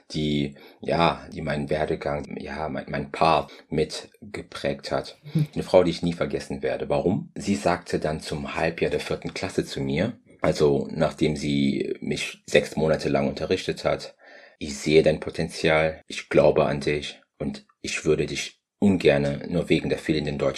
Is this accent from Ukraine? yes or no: no; Madeira, Portugal; also born or lived in Democratic Republic of the Congo; Ich bin in der Demokratischen Republik Kongo geboren zu einer Zeit, als es noch sei ihr hieß, als ich dann drei Jahre alt war, bin ich mit meinen Eltern gemeinsam nach Portugal gezogen, auf die schöne Insel Madeira.